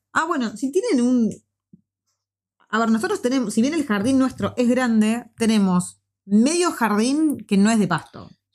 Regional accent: Argentina; moved away as an adult; now in New Zealand; nosotros vivíamos en un barrio que era bastante seguro hasta un año antes que nos viniésemos

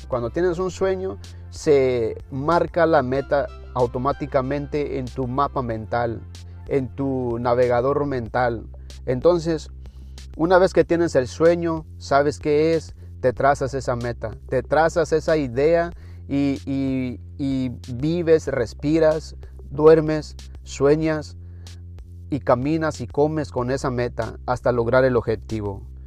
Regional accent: Mexico; en mi país, en México

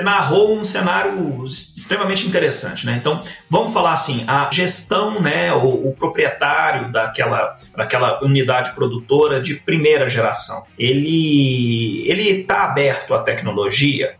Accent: Uberlândia, Minas Gerais, Brazil; sou aqui de, do Triângulo Mineiro, sou de Uberlândia

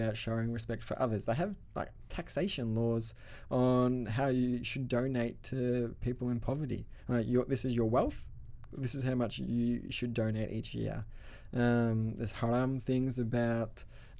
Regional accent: Australia; accent: Australian; Australian accent. My accent is strong

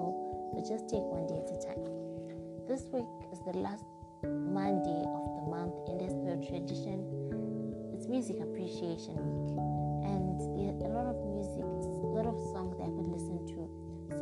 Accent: Zimbabwe; Zimbabwe, which is my home country

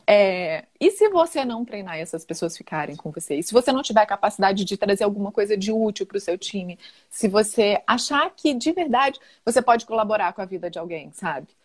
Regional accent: interior of Minas Gerais, Brazil; moved away; also born or lived in Rio de Janeiro; eu sou do interior de Minas e tinha ido para o Rio

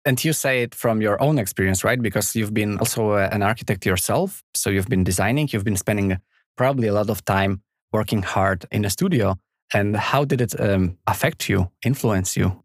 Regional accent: Poland; moved away; I am extremely proud of my home country

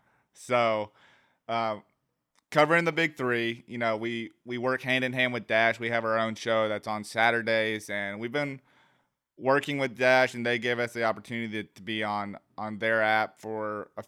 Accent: Georgia, United States; born there; I was born in Georgia, but wasn't raised here, and then now I'm back here.

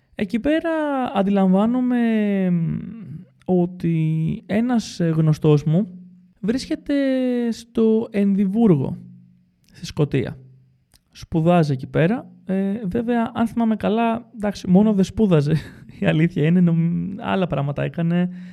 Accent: Greece; moved away; έφυγα από την Ελλάδα σε σχετικά μικρή ηλικία

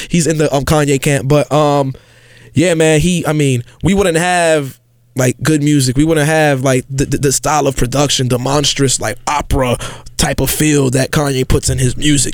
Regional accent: New York City, New York, United States; I grew up in the South Bronx

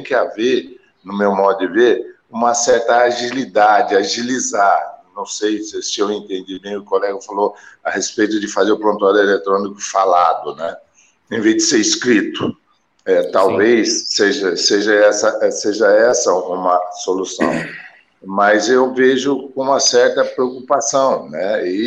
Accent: Jordânia, Minas Gerais, Brazil; eu sou de Jordânia. quer dizer, eu tenho aqui uma tomografia de dois canais, né, é, ressonância aqui na minha cidade não tem.

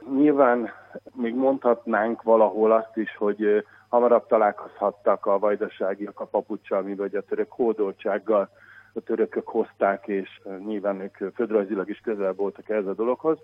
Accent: Szeged, Csongrád-Csanád, Hungary; born or raised there; moved away as an adult; now in Budapest, Hungary

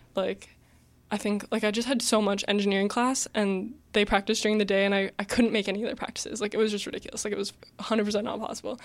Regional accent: Mississauga, Ontario, Canada; I grew up in Mississauga my whole life

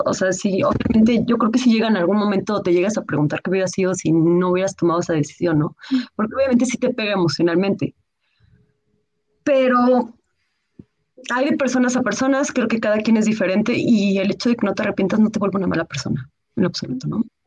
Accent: Mexico; also born or lived in Mexico City; soy escritora, soy mexicana. Ahorita, bueno, me encuentro en el Estado de México. Yo soy, bueno, vivo en Ciudad de México

